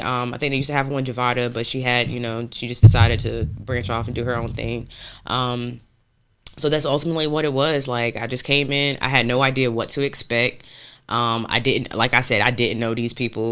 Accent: Raleigh, North Carolina, United States; also born or lived in Portsmouth, Virginia; we moved here when I was about three. I've been here my whole life, north side of Raleigh.

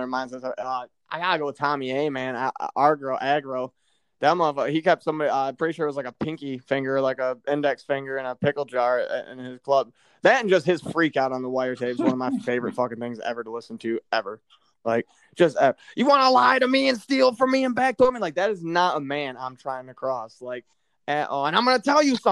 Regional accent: Midwest, United States; I'm from the Midwest

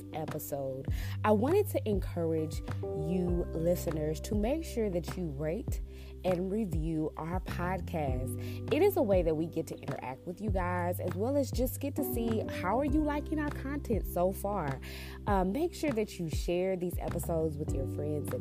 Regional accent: Texas, United States; MD and I, we're from Texas

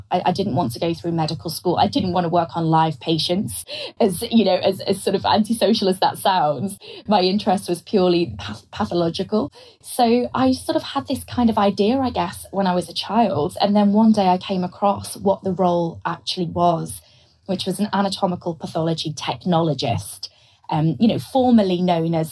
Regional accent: Liverpool, North West England, United Kingdom; I was from Liverpool

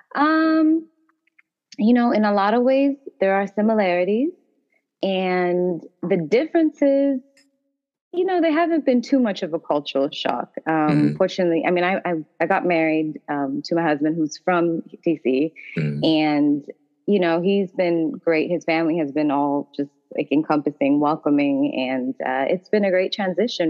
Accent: Toronto, Ontario, Canada; moved away as an adult; now in Washington, DC, United States; I'm actually originally from Toronto, Ontario, Canada

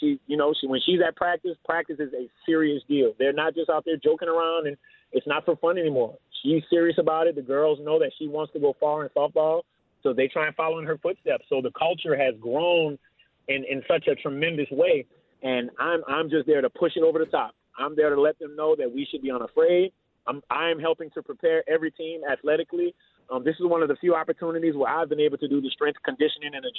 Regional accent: New Orleans, Louisiana, United States; now in Austin, United States; Coming from New Orleans

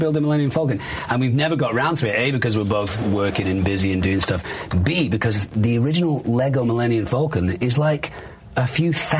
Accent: Manchester, North West England, United Kingdom; I'm from Manchester

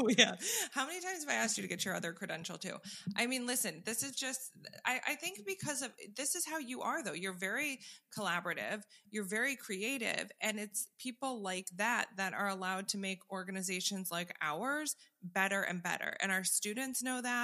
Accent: New York, United States; now in Florida, United States; I grew up in New York and now live in Florida

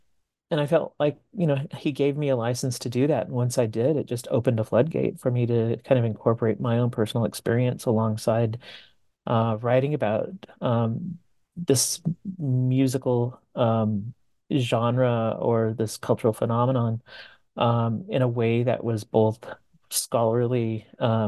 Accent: California, United States; I grew up in Southern California, being of Mexican American heritage, and a lot of my friends were also into this music at that time.

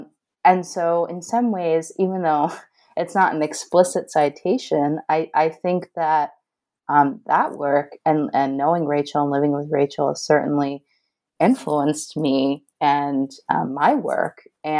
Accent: Northeast, United States; I grew up in the Northeast. I don't think I knew anybody with an accent until, you know, graduate school.

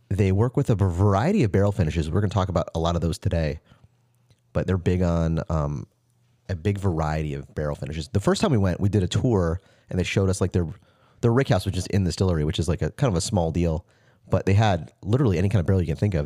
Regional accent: Florida, United States; moved away; my hometown

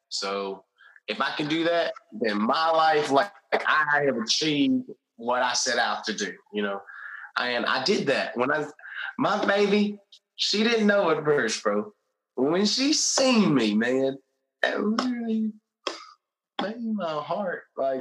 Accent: Greensboro, Alabama, United States; I grew up in a small, small, small town, uh, Greensboro, Alabama.

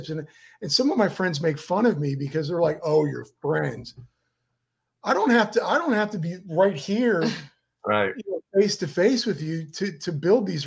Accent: Miami, Florida, United States; We're from Miami.

